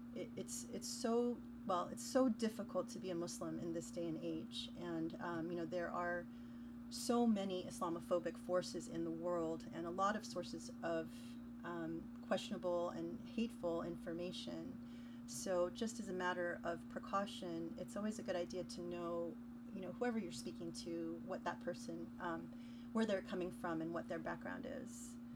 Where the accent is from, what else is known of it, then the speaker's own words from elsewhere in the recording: United States; I grew up in America.